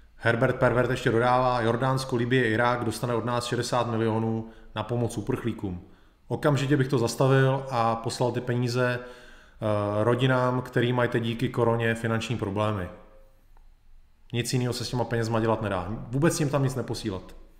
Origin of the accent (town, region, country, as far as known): Czechia